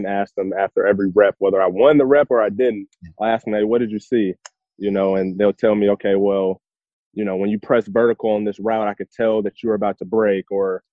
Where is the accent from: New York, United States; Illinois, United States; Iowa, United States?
Illinois, United States; Chicago; I was born and raised in Chicago.